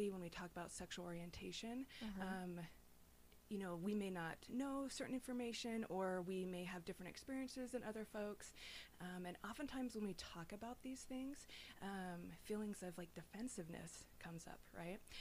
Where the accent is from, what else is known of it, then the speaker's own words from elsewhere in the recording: Davis County, Utah, United States; I grew up in good old Utah. I was born and raised in Davis County.